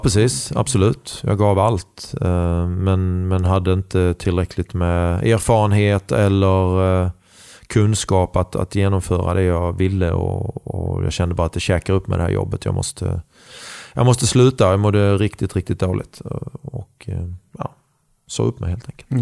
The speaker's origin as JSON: {"language": "Swedish", "country": "Sweden", "said": "Jag är glad och stolt att säga att jag är svensk"}